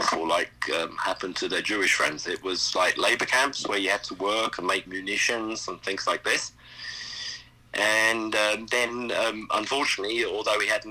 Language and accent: English; South East England, United Kingdom; accent: English; moved away as an adult; also born or lived in Germany; I'm from the southeast of England. That's where I was kind of like raised.